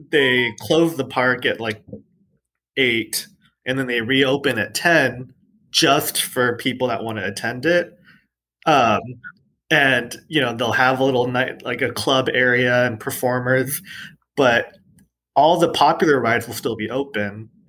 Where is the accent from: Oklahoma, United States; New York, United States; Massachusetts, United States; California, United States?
California, United States; also born or lived in El Paso; Yeah, growing growing up in SoCal, mostly like I I am huge on amusement parks